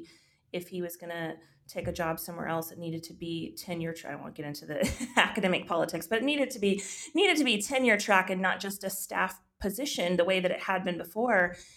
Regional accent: Texas, United States; moved away as an adult; also born or lived in Georgia; my home state of Texas

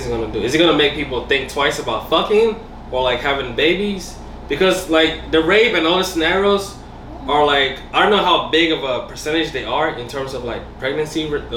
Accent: Ghana; I'm from Ghana, West Africa

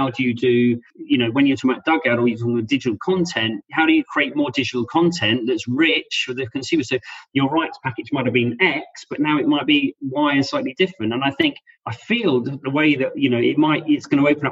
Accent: London, United Kingdom; being born and bred in South London

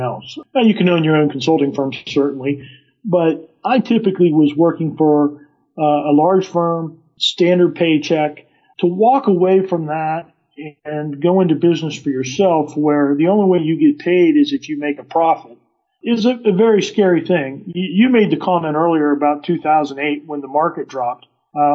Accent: West Virginia, United States; Growing up in West Virginia

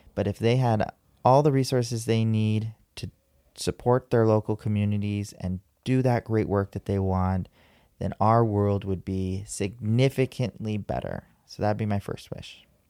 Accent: San Diego, California, United States; I was born and raised here in San Diego

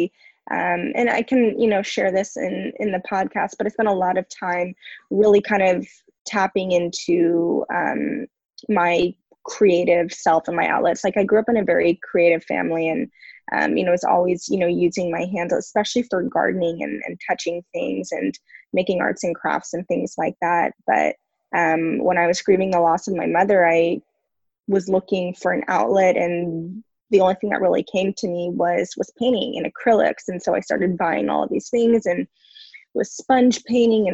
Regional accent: Simi Valley, California, United States; moved away as an adult; also born or lived in San Diego; now in Oceanside, United States; I grew up in Southern California in Simi Valley, which is part of Ventura County.

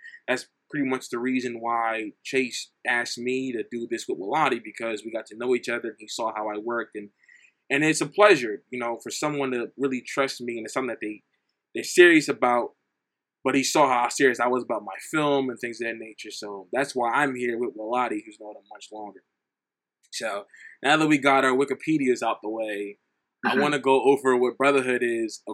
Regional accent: New Jersey, United States; I'm from New Jersey

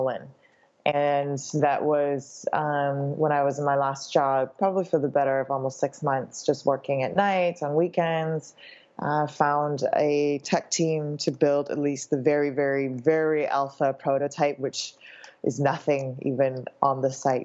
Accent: Canada; also born or lived in Shanghai; now in Hong Kong; I was born in Hong Kong, grew up in Canada, spent my career in Shanghai

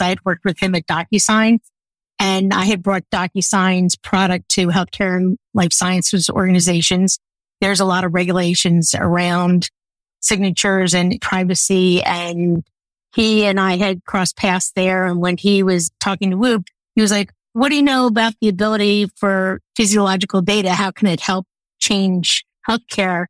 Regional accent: outside of Philadelphia, Pennsylvania, United States; I grew up outside of Philadelphia.

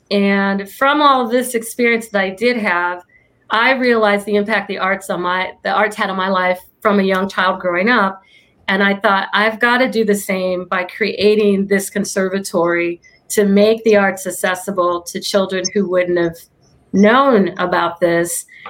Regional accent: Illinois, United States; now in Orange County, United States; I'm from Illinois

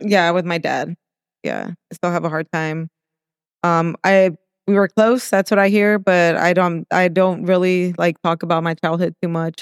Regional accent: El Monte, California, United States; also born or lived in Mexico / Whittier, California; And then we moved to El Monte, so that's where I really, that's where I grew up, El Monte

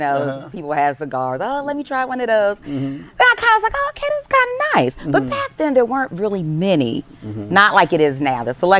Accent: New Jersey, United States; So just a little backstory: we are from New Jersey

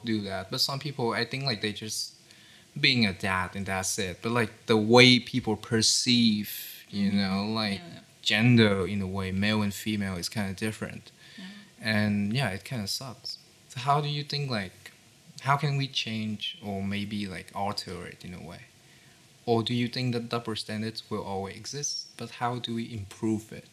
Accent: Haiphong, Vietnam; my hometown, which is in Haiphong

